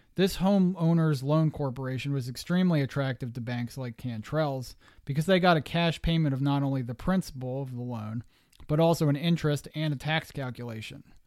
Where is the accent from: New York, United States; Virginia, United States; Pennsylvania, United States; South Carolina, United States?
Pennsylvania, United States; southeastern; where I am in southeastern Pennsylvania, that's how we say it